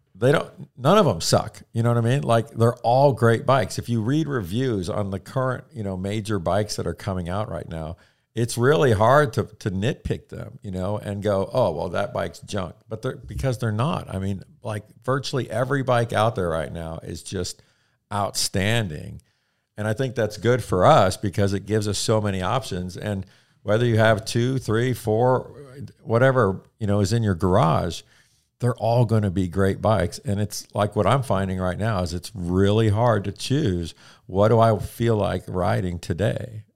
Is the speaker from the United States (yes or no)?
yes; the Midwest near St. Louis, Missouri, United States; grew up in the Midwest near uh, St. Louis, uh, small town farm country kind of thing